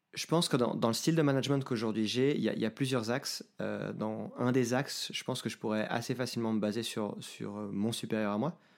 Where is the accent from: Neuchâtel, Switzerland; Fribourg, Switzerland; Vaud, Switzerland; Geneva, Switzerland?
Geneva, Switzerland; moved away as an adult; now in Lausanne, Switzerland; Je suis né à Genève, j'habite aujourd'hui à Lausanne euh, depuis que j'ai déménagé dans cette ville pour mes études en 2008